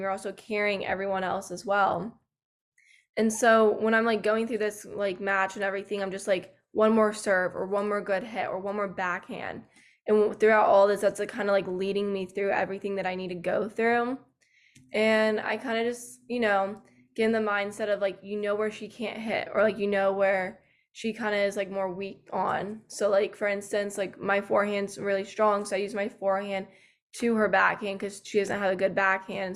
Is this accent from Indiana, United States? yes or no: no; Georgia, United States; moved away as an adult; now in Tennessee, United States; I'm actually from Georgia, but I go to school in Tennessee.